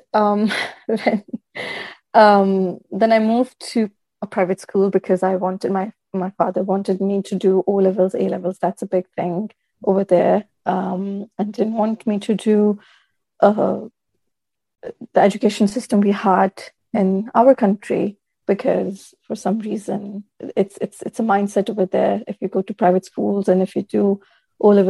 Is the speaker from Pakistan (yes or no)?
yes; Pakistan; first language Urdu; English is a second language; moved away as an adult; also born or lived in Scotland / Newcastle; now in Liverpool, United Kingdom; My native language is Urdu. I am originally from Pakistan. I moved here 4.5 years